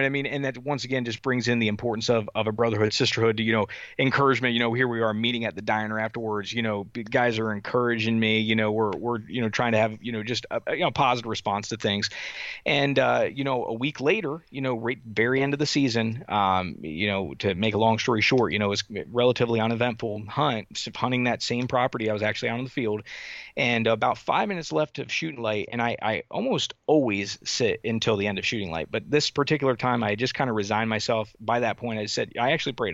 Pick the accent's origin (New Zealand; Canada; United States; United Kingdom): United States; Southern Delaware; also born or lived in Wisconsin / North Carolina; So I, I actually grew up, uh, in Southern Delaware.